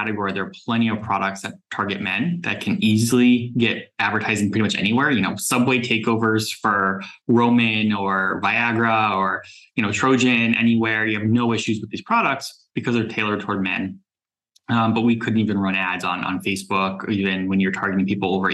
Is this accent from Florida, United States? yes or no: yes; South Florida, United States; moved away as an adult; also born or lived in New York; I grew up in South Florida, moved to New York after college